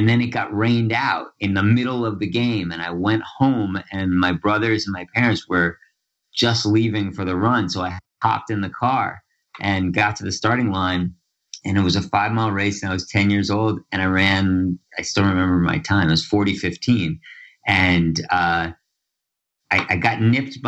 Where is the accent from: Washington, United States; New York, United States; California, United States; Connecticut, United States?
New York, United States; Larchmont; I grew up in Larchmont, New York, which is a little town about a half hour northeast of New York City on Long Island Sound